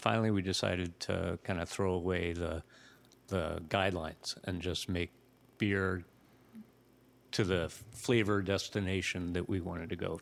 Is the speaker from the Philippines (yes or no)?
no; New England, United States; also born or lived in Jacksonville, Florida; I'm, I'm from New England